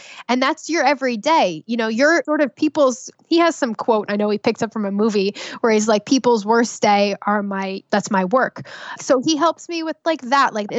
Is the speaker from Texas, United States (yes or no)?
no; New Jersey, United States; I'm from Jersey